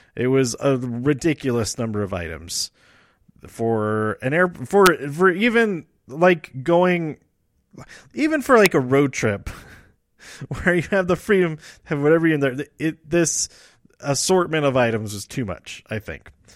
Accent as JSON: {"language": "English", "town": "Denver", "region": "Colorado", "country": "United States", "tie": "born or raised there", "said": "I lived here all my life"}